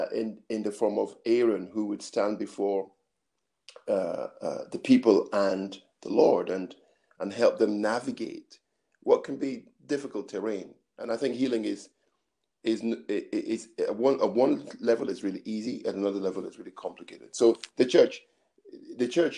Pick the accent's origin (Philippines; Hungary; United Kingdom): United Kingdom; Scotland; also born or lived in Nigeria / Edinburgh; I grew up in Scotland until I was nine, then went back to Nigeria, did my secondary school there, then kept to Scotland, did further education back in Edinburgh